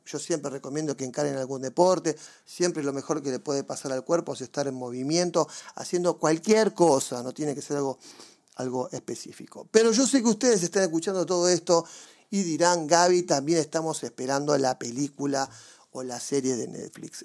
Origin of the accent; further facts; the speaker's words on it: Mar del Plata, Buenos Aires Province, Argentina; yo me crié básicamente en Mar del Plata